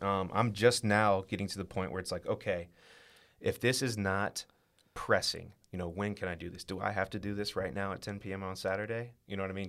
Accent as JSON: {"language": "English", "town": "Westerville", "region": "Ohio", "country": "United States", "tie": "born or raised there", "said": "I'm from Westerville. I, uh, I went to Westerville Central High School"}